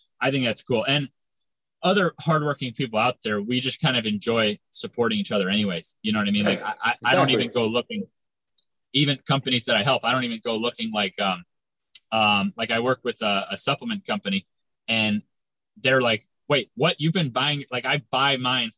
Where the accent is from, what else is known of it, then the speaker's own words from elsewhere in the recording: Florida, United States; now in California, United States; I'm in California. I'm from Florida.